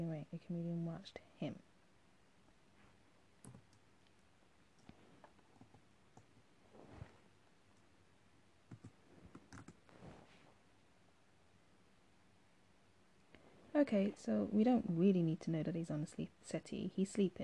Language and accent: English; United Kingdom; I'm British, we call our seats settees